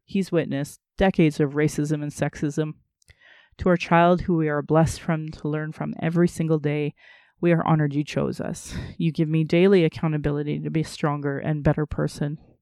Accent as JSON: {"language": "English", "town": "Sylvan Lake", "region": "Alberta", "country": "Canada", "tie": "born or raised there", "also_born_or_lived": "Calgary, Canada", "said": "I grew up in Sylvan Lake where they were burning crosses down in Caroline"}